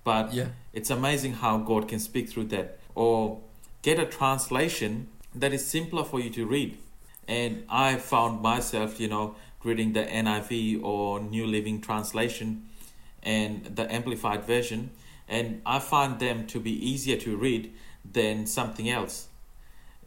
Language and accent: English; Fiji; English is a second language; moved away; I have even, you know, learned a bit of Fijian because I come from Fiji